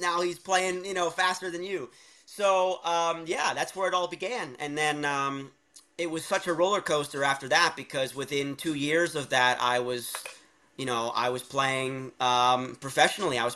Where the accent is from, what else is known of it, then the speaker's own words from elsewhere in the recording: Allentown, Pennsylvania, United States; I was growing up in Allentown, Pennsylvania